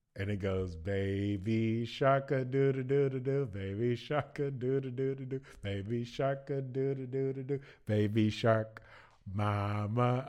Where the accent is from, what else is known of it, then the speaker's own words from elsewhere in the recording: Baton Rouge, Louisiana, United States; moved away as an adult; now in Zagreb, Croatia; I am from Baton Rouge, Louisiana, and I'm currently living in, uh, Zagreb, Croatia